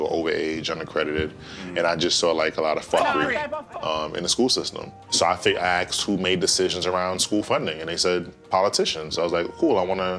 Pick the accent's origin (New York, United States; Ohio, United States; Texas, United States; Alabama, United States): New York, United States; New York City; I'm from Brooklyn, New York